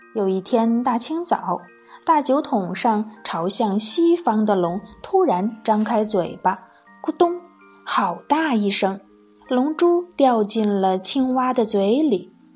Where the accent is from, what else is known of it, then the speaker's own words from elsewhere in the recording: China; 作为中国人，是不是很自豪啊